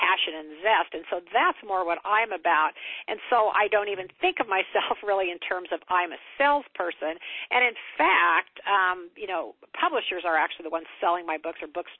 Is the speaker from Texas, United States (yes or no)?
no; Kansas, United States; I'm from Kansas, small town in Kansas